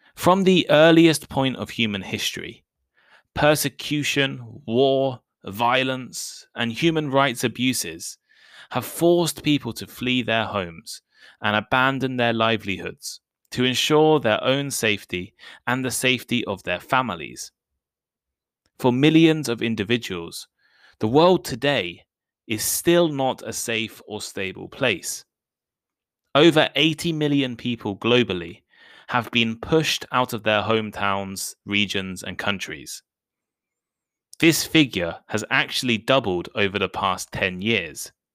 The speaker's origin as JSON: {"language": "English", "country": "United Kingdom", "said": "I'm British."}